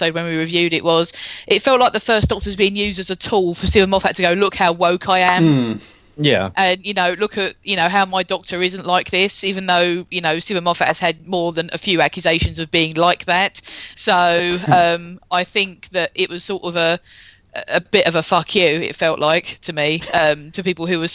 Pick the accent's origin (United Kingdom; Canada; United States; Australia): United Kingdom; We're British.